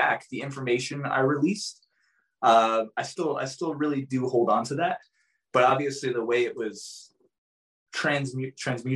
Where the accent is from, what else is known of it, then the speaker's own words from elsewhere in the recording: New Jersey, United States; moved away; also born or lived in Arizona; I was born and raised in New Jersey. So I'm East Coast.